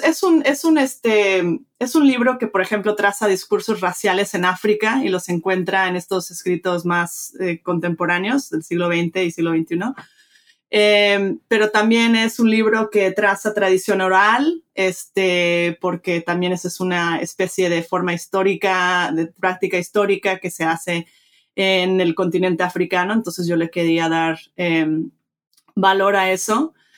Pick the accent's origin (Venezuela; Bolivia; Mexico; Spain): Mexico; moved away; soy, me crié en México, este, padre mexicano, de madre americana, crecí bilingüe, bicultural